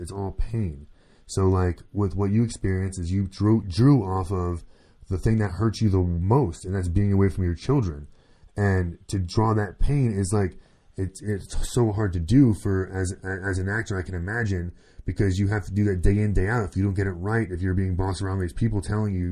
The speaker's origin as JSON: {"language": "English", "town": "Orlando", "region": "Florida", "country": "United States", "moved": "yes", "lives_now": "New York, United States", "said": "we're from Orlando and now live in New York"}